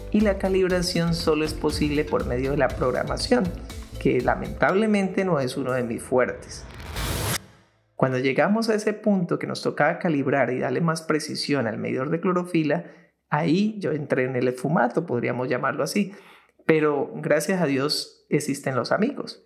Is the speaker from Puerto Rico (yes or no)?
no; Colombia; nosotros acá en Colombia